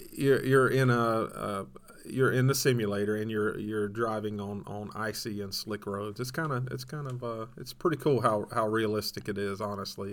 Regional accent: Georgia, United States; I'm from Georgia

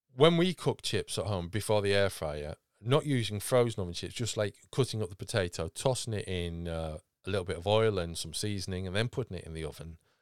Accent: United Kingdom; being British

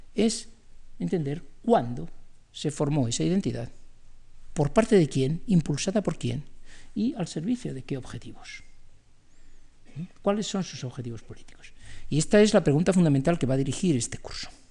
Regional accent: Spain; como los españoles

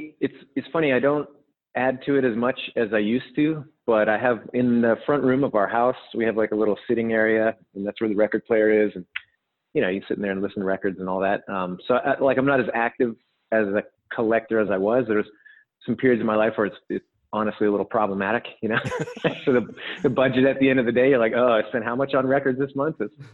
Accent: British Columbia, Canada; also born or lived in Edmonton / California; So I was born in Edmonton, which is like more central Canada. And then my family and I actually lived in California for a couple of years when I was young, like maybe 6 or 7.

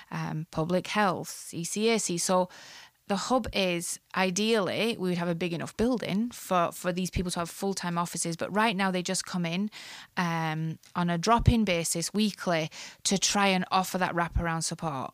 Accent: Ireland; moved away as an adult; now in Canada; I grew up in the Catholic part of Ireland

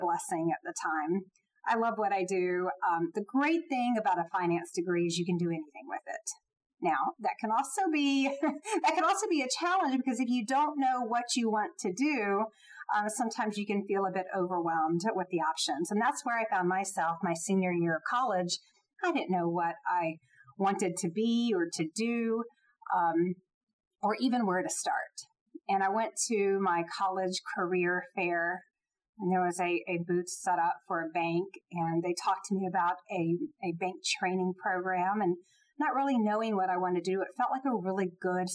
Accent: Jacksonville, Florida, United States; moved away as an adult; now in Atlanta, United States; I grew up not too far from Georgia in Jacksonville, Florida

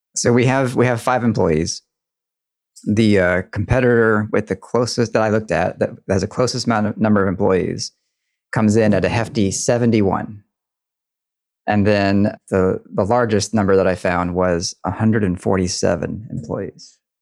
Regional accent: Deep South, United States; I grew up in the Deep South, and I did not have a front porch.

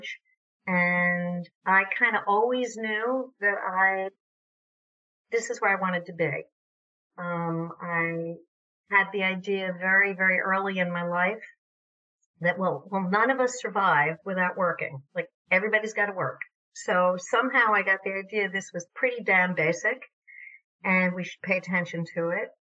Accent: New York, United States; moved away as an adult; also born or lived in Vermont; I grew up in New York, but lived in Vermont for most of my adult life

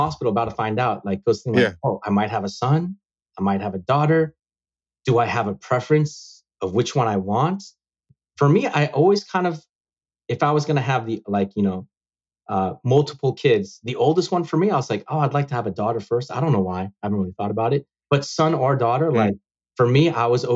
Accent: San Francisco, California, United States; I was born in this country. Mm-hmm. I was born in San Francisco.

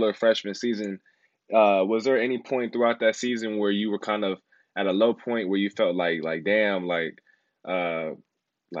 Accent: Houston, Texas, United States; moved away as an adult; I'm from Houston

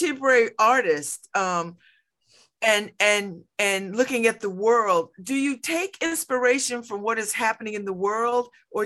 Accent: New Haven, Connecticut, United States; I grew up here in New Haven.

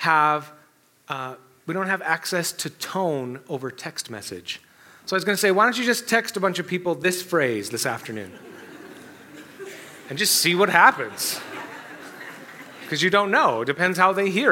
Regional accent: Canada; we're Canadian

